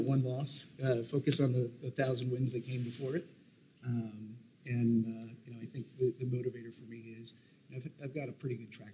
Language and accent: English; New Hampshire, United States; growing up in New Hampshire, it was a meat and potatoes, you know, kind of lifestyle